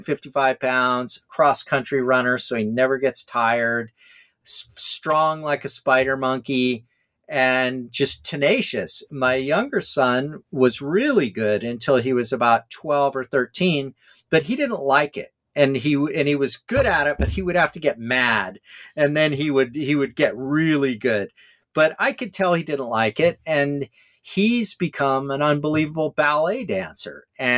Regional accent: Hawaii, United States; I'm sure like me growing up in Hawaii, as you did, you were playing 3 sports a year.

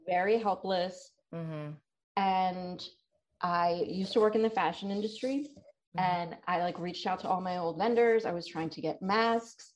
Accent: Delaware, United States; I'm from Delaware

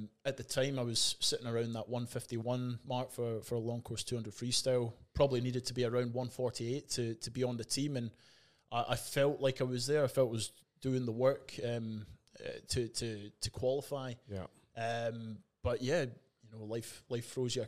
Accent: Scotland, United Kingdom; moved away as an adult; now in Perth, Australia; I was born and raised in Scotland

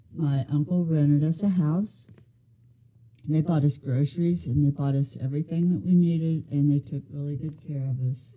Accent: Van Wert, Ohio, United States; I was born in Van Wert, Ohio.

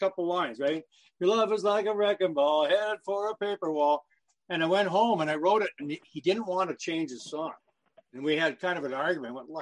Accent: London, Ontario, Canada; my hometown of London, Ontario

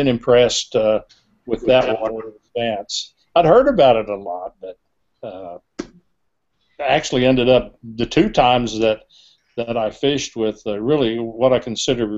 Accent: Kansas, United States; I did a little bit of growing up in Kansas

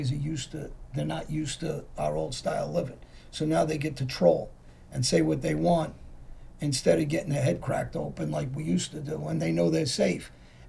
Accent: Philadelphia, Pennsylvania, United States; the guys I grew up with in Philly, guys that know me

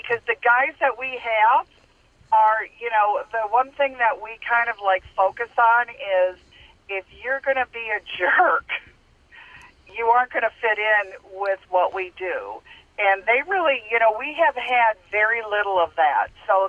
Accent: Minnesota, United States; So this is a national organization. I'm from Minnesota, and actually.

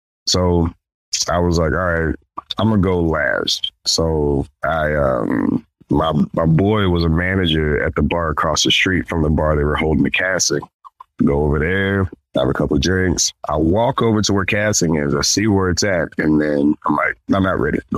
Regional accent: Jacksonville, Arkansas, United States; also born or lived in Fayetteville, Arkansas; I moved back from Fayetteville back to North Little Rock, well, Jacksonville, North Little Rock, where I'm from

